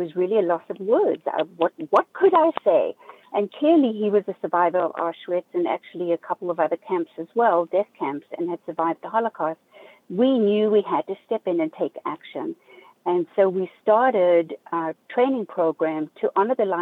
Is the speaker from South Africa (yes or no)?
yes; South Africa; also born or lived in Zimbabwe; now in Southeast Florida, United States; I grew up in South Africa, although I was born in Zimbabwe.